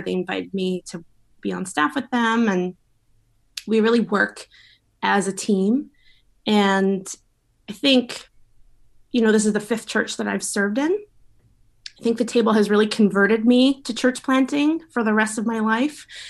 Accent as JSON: {"language": "English", "town": "Victoria", "region": "British Columbia", "country": "Canada", "tie": "born or raised there", "said": "I grew up here in Victoria, Victoria girl, born and bred."}